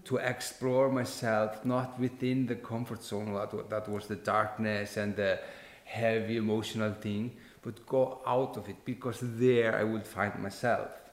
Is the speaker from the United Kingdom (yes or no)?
no; Iceland; I, am an Icelander. I was born and raised in Iceland.